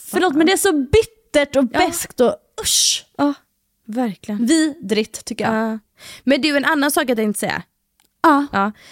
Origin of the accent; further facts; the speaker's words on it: Gothenburg, Västra Götaland, Sweden; accent: grov göteborgska; när jag pratar med familj och vänner, alltså då har jag alltså grov göteborgska.